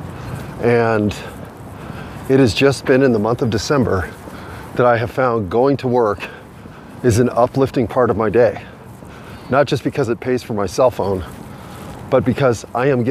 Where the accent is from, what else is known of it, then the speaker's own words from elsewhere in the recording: United States; I'm an American